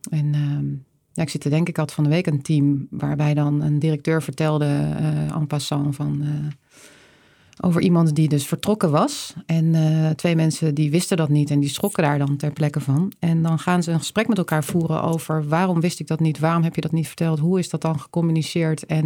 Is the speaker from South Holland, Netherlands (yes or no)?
yes; Leiden, South Holland, Netherlands; now in Breda, Netherlands; Ja, ik ben geboren in Leiden. Mijn moeder is Noordwijkse, mijn vader Rotterdammer. Dus ik, eh, hier, hier liggen meer mijn roots